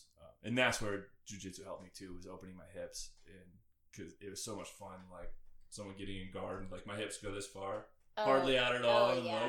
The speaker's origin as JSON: {"language": "English", "town": "Richmond", "region": "Indiana", "country": "United States", "also_born_or_lived": "West Palm Beach, Florida", "moved": "as an adult", "said": "I'm from Richmond, Indiana."}